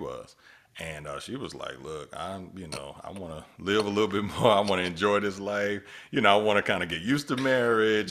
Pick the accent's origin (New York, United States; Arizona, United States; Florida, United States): Florida, United States; Miami; we boys from, from, from Miami, Florida